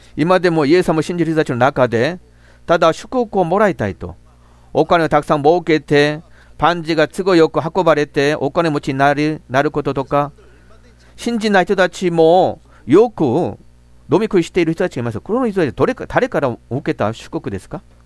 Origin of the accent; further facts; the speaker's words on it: Gimcheon, North Gyeongsang, South Korea; Japanese is a second language; moved away; 私もふるさとは、あの、京部、金천という町